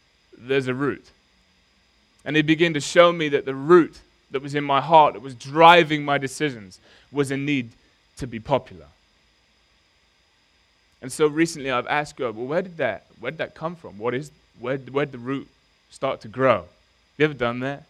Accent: Nottingham, East Midlands, United Kingdom; I grew up in Nottingham

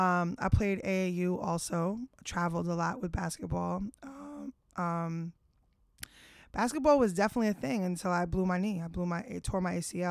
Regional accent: Bergen County, New Jersey, United States; moved away as an adult; now in Queens, United States; I grew up in Jersey.

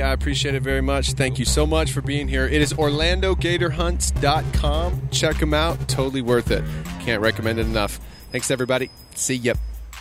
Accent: South Florida, United States; I grew up in South Florida

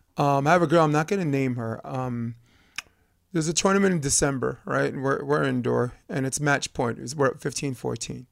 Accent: New York, United States; as a New Yorker

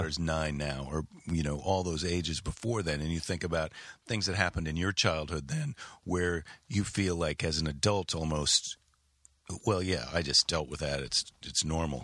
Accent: Wisconsin, United States; moved away; also born or lived in Iowa / San Francisco; I spent most of my childhood, we lived in Wisconsin, right across the border

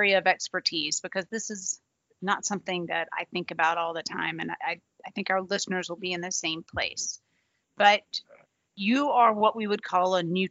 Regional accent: the South, United States; I'm from the South

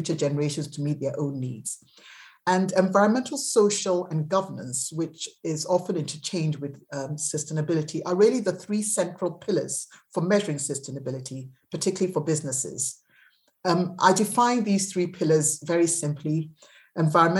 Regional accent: Ghana; Ghana, which was my home country

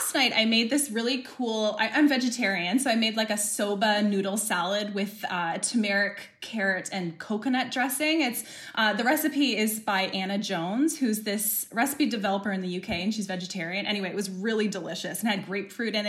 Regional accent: Ontario, Canada; moved away as an adult; also born or lived in Calgary, Alberta; I'm originally from Ontario

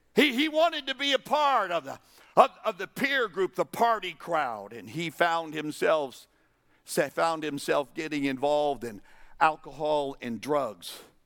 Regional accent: New Mexico, United States; I'm from New Mexico

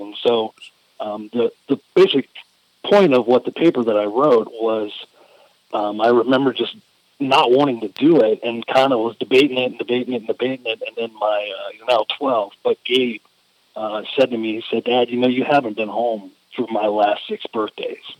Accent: Louisiana, United States; growing up in Louisiana

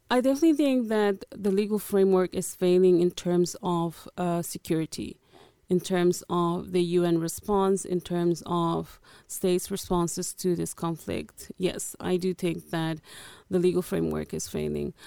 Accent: Netherlands; moved away as an adult; also born or lived in Angola; now in London, United Kingdom; I am originally from Angola. I grew up in the Netherlands as a refugee

